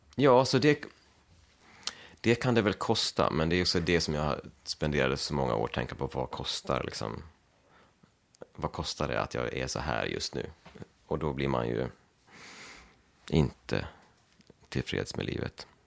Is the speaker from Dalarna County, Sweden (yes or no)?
yes; Leksand, Dalarna County, Sweden; moved away as an adult; also born or lived in Gagnef, Sweden; now in Brooklyn, United States; jag kommer från Leksand och jag har mina, jag har mina föräldrar och en syster här i, här i krokarna